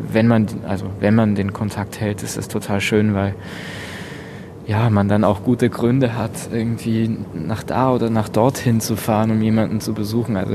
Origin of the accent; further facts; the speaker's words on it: Lower Austria, Austria; Ich komme, äh, ich bin südlich von Wien auf dem Land aufgewachsen in einem kleinen Dorf in Niederösterreich. Das, das ist das Bundesland um Wien herum.